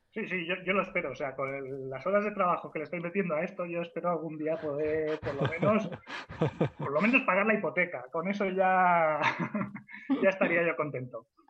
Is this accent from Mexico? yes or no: no; Mallorca, Balearic Islands, Spain; also born or lived in Albacete; now in Madrid, Spain; Básicamente soy un alemán de Mallorca eh, que ha emigrado a Albacete